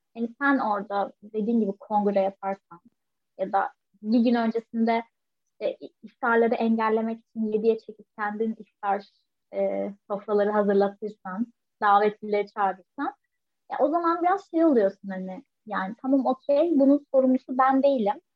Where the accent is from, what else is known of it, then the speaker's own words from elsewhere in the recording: Turkey; hepimiz Türkiye'de büyüdük